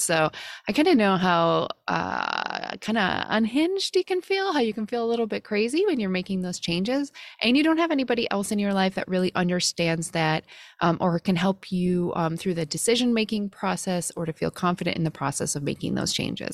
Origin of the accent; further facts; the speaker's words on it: Midwest, United States; growing up in the Midwest